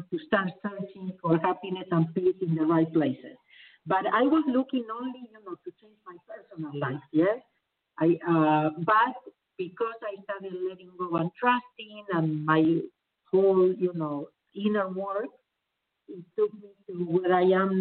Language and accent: English; Argentina; moved away as an adult; now in Los Angeles, United States; I was born in Argentina